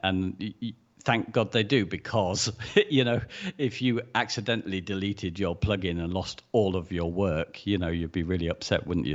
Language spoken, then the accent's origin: English; United Kingdom; we're British